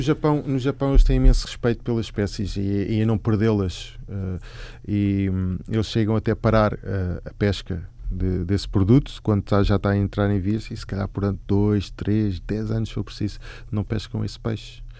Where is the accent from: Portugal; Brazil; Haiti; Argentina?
Portugal; Lisbon; moved away as an adult; now in Japan; Cresci em Lisboa, mesmo aqui ao lado, aqui, aqui na zona oriental